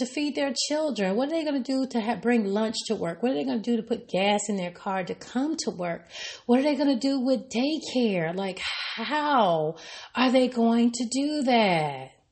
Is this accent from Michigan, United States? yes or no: no; Arkansas, United States; from my home state in Arkansas